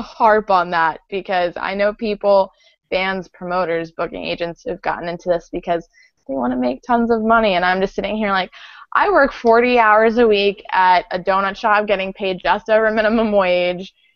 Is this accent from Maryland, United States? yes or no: yes; Baltimore, Maryland, United States; we're from Baltimore